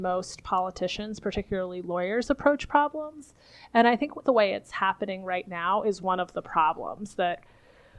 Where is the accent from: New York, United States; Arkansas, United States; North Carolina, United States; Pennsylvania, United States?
Pennsylvania, United States; Philadelphia; I am a biophysicist from the Philadelphia area